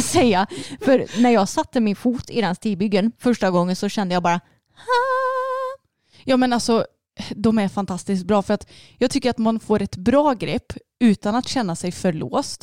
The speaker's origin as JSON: {"language": "Swedish", "region": "Småland", "country": "Sweden", "accent": "Småländska"}